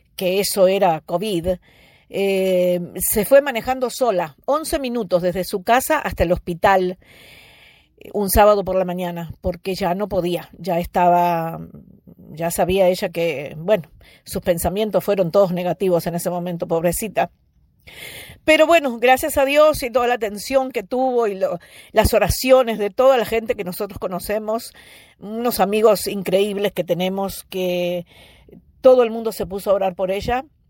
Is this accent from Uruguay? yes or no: yes; Uruguay; moved away; also born or lived in United States; estoy en Uruguay, porque este es el país donde nací